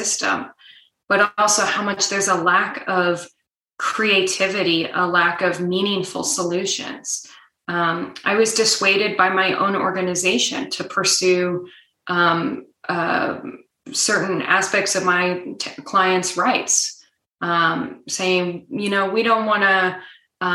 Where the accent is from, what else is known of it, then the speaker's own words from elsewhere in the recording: Nebraska, United States; moved away; my home state of Nebraska